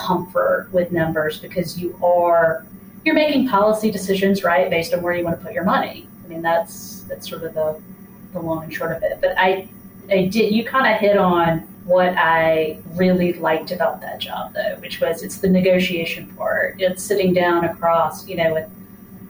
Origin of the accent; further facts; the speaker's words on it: Mississippi, United States; moved away; I'm from Mississippi originally